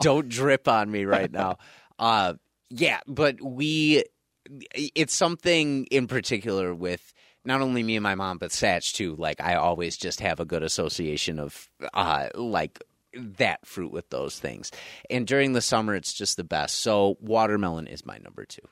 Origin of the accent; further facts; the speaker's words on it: North Tonawanda, New York, United States; I grew up in North Tonawanda and went to North Tonawanda High School